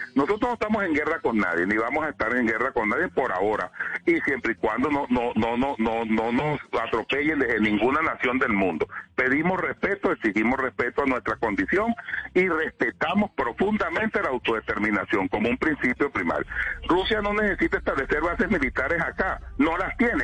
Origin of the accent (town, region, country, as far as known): Venezuela